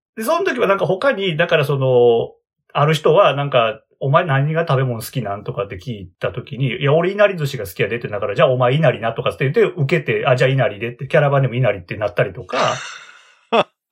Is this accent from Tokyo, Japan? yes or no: no; Hyogo, Japan; 出身は兵庫県です。